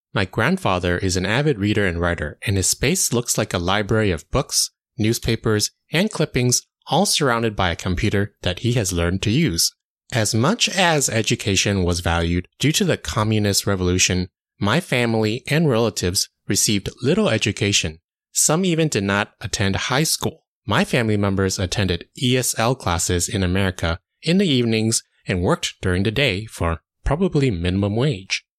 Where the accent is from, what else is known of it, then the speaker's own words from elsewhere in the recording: United States; I was born and raised in the United States